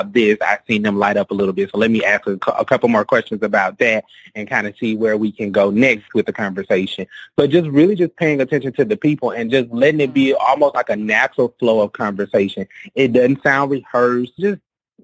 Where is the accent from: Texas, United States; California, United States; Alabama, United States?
Alabama, United States; moved away; I'm from Alabama